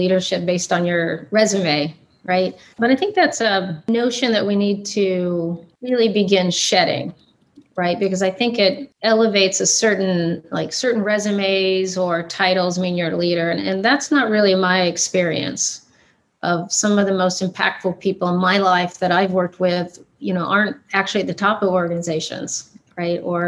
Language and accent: English; Port Angeles, Washington, United States; I'm born and raised in the Pacific Northwest. So Washington State is my home